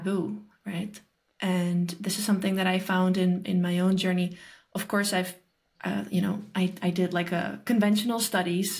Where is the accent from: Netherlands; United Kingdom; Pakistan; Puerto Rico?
Netherlands; I'm from the Netherlands